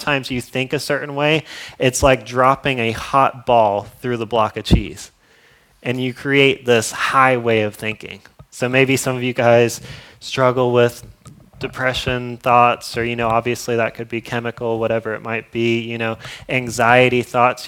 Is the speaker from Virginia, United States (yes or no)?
no; Florida, United States; I'm from Florida. I don't know if you guys know that, but I'm from Florida